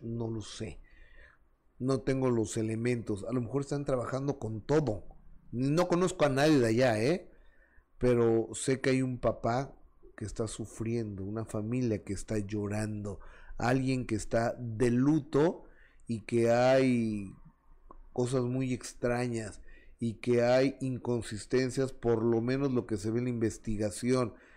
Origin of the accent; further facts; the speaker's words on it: Mexico; mi país, en México